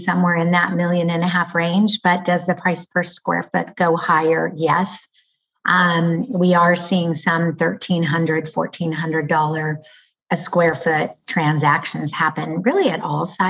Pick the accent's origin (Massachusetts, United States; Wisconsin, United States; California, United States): California, United States; Lafayette; I grew up in Lafayette, California. So here I am back in the same city that I have lived most